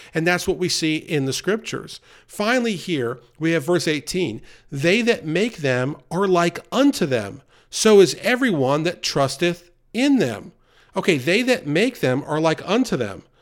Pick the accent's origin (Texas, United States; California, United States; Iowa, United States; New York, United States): New York, United States; now in the South, United States; growing up near New York City, and now living in the South for many years